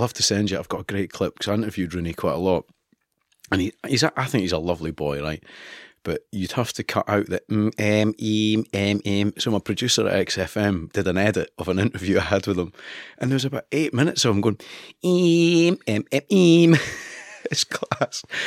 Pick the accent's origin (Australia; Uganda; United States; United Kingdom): United Kingdom; Kinross, Scotland; accent: East Coast; moved away as an adult; also born or lived in Edinburgh; I'm from Edinburgh. I was born in Edinburgh. My parents were Fifers. And I grew up in a no man's land, really, called Kinross, which is Perth and Kinross